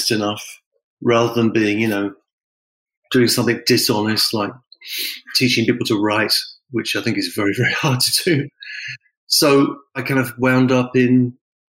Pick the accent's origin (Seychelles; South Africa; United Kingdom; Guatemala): United Kingdom; England; moved away; I'm from England originally, and there's a certain kind of humor which is associated with where I'm from.